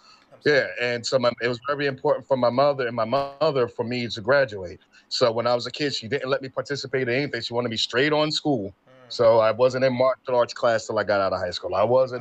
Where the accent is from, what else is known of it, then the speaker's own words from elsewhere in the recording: Newark, New Jersey, United States; born and raised in Newark, New Jersey, graduate of Arts High School.